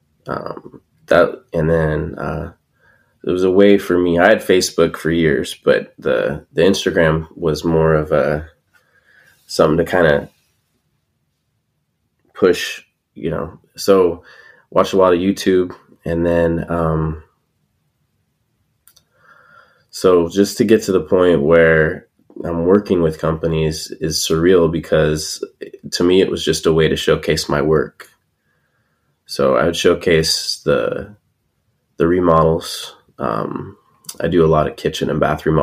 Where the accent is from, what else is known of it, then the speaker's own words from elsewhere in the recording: California, United States; I'm from California